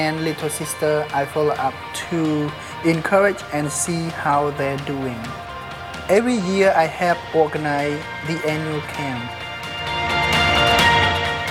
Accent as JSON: {"language": "English", "region": "Battambang", "country": "Cambodia", "tie": "born or raised there", "said": "I was born in Battambang province, India, 1984"}